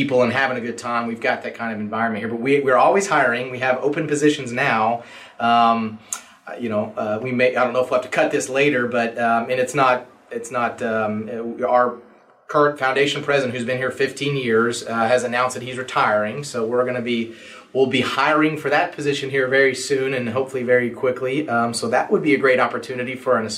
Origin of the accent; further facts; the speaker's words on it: Stillwater, Oklahoma, United States; I actually grew up here in Stillwater. So this is my hometown.